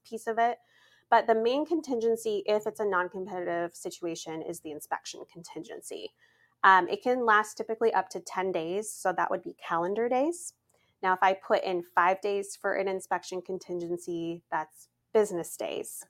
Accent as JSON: {"language": "English", "region": "Montana", "country": "United States", "moved": "yes", "said": "I'm from Montana"}